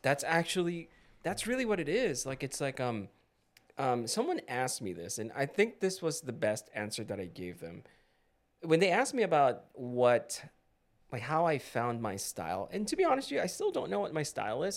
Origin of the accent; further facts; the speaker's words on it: Philippines; moved away; when I was growing up in the Philippines, we always had dramatic sunsets